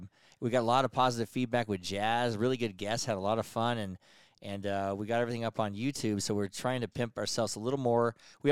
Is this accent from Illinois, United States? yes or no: no; Incline Village, Nevada, United States; born or raised there